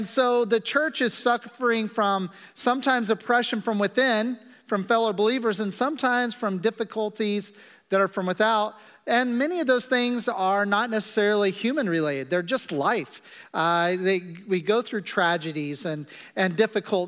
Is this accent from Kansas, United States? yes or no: yes; Kansas, United States; I'm from Kansas